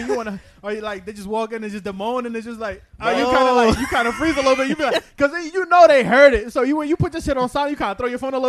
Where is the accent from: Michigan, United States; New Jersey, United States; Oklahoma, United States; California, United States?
New Jersey, United States; I'm from Jersey, like, I grew up in Jersey